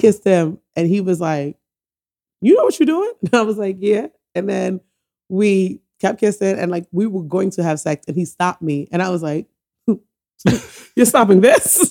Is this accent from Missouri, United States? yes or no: no; New York City, New York, United States; also born or lived in Antigua and Barbuda / Philadelphia / Oakland; I was born in the Bronx, and I, but I went to Antigua for a few years